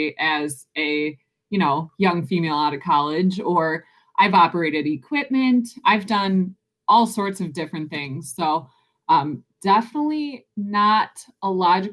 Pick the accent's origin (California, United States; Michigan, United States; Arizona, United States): Michigan, United States; Detroit; I am from just outside of Detroit, Michigan, born and raised.